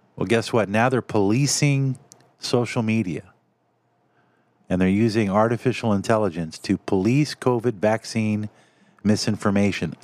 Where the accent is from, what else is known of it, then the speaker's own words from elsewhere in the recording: United States; as an American because I love my country